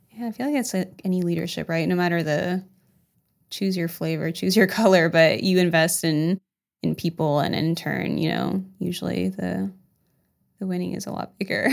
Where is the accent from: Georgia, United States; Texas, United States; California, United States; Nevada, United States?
California, United States; also born or lived in Huntingburg, Indiana / El Salvador (parents); now in Indiana, United States; I'm actually not from Du Bois County, so I was born in California